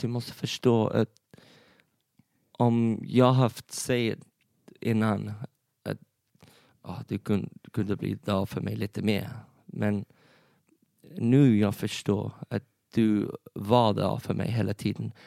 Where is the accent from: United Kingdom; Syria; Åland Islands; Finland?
United Kingdom; England; Swedish is a second language; moved away as an adult; now in Sweden; jag är en engelsman. Mm. Jag har bott i Sverige för fyra år.